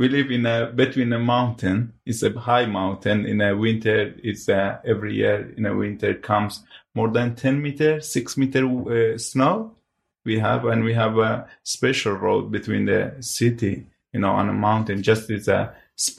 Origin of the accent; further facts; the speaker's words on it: Hawraman, Iran; first language Hawrami; English is a second language; moved away as an adult; now in United Kingdom; I part of the Kurdish, very small population, we are Horami people. Because in our country, we can't read and write by our language.